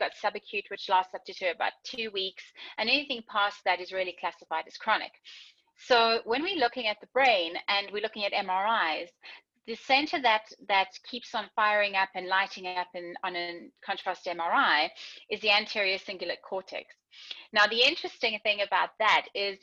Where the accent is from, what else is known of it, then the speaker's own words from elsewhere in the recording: South Africa; I am originally from South Africa